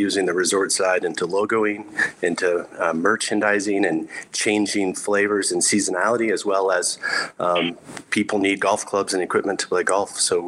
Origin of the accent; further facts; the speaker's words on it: Texas, United States; But I grew up in South Texas playing military golf. Grew up in an Air Force family.